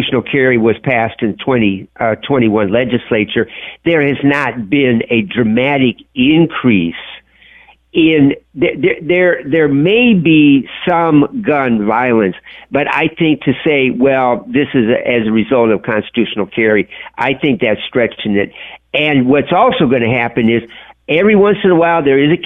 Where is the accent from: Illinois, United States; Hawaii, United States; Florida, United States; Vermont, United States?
Illinois, United States; moved away; I'm originally from Illinois